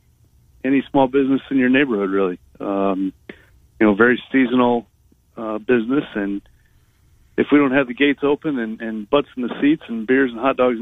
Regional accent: Iowa City, Iowa, United States; also born or lived in Ames; I grew up in Iowa City, so my dad worked in the athletic department at Iowa, so I grew up a Hawkeye

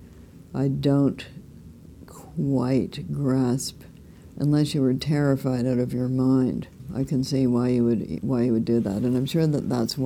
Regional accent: Ottawa, Ontario, Canada; I was born in Ottawa, but then we were up in the woods

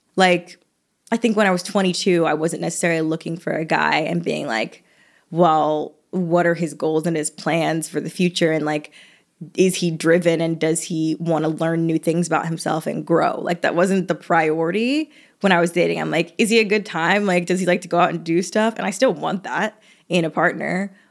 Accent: the South, United States; I'm from the South

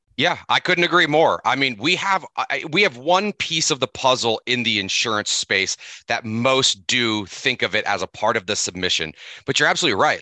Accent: Seattle, Washington, United States; now in Missoula, United States; I grew up in Seattle

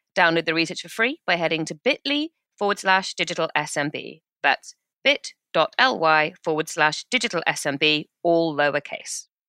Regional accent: United Kingdom; we're British

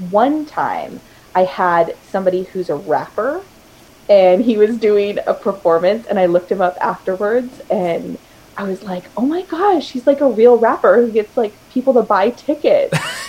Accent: Houston, Texas, United States; this week it's my sister's family's from Montana, we're from Houston, and we're meeting here in Portland to hang out.

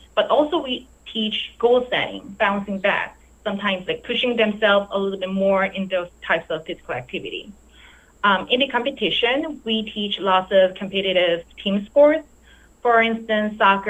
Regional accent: South Korea; moved away as an adult; now in North Carolina, United States; I originally born and raised in South Korea

